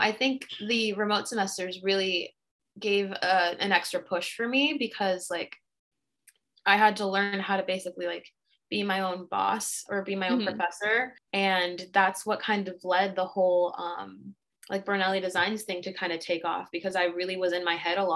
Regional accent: Montauk, New York, United States; moved away as an adult; also born or lived in Dominican Republic; now in New York City, United States; I was raised in the Hamptons in Montauk

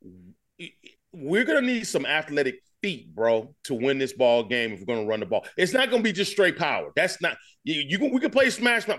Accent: Alabama, United States; moved away as an adult; also born or lived in Michigan; I'm right here in Alabama, born and raised. I came from Alabama. To Michigan

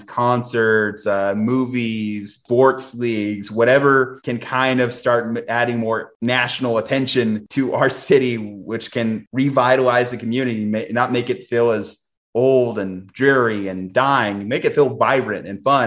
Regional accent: New Mexico, United States; born and raised in New Mexico

